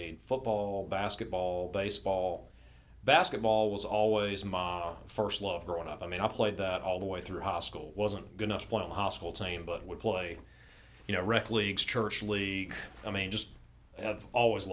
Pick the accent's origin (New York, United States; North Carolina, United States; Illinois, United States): North Carolina, United States; Winston-Salem; I grew up in Winston-Salem, just west of Greensboro.